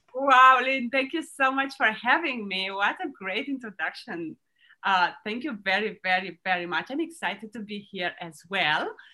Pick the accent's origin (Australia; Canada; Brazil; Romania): Romania; now in Florida, United States; I was born in Romania